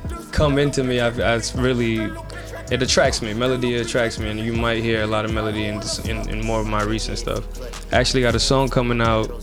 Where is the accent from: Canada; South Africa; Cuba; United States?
United States; New York City, New York; now in New Jersey, United States; I'm from New York